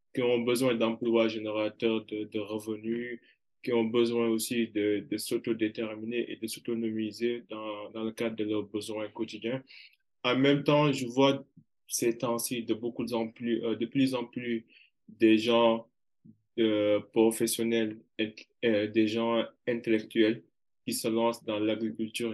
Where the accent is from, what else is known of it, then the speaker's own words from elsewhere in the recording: Kaolack, Senegal; je suis originaire de Karolak